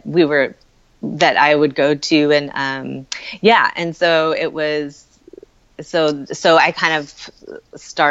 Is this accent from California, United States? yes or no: yes; San Francisco, California, United States; now in Hudson Valley, New York, United States; I grew up in San Francisco, like the city proper